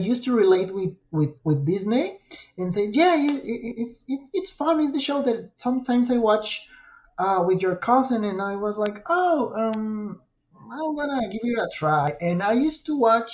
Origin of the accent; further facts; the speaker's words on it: Irapuato, Guanajuato, Mexico; English is a second language; I'm from Mexico and English is not my native language